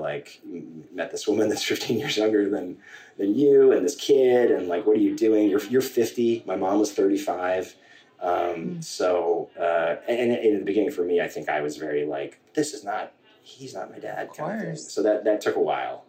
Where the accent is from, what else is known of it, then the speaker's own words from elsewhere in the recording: Centerport, New York, United States; I grew up in Centerport, New York, um, sort of between Huntington and Northport